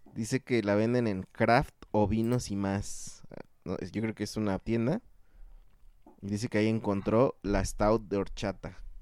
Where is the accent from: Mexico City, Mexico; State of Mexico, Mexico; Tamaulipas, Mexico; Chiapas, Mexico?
State of Mexico, Mexico; Cocotitlán; Tierra mía también